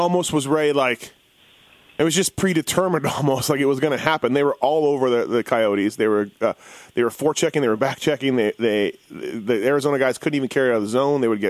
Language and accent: English; Canada; moved away as an adult; now in Las Vegas, United States; I'm from Canada. I've lived in Vegas for only 10 years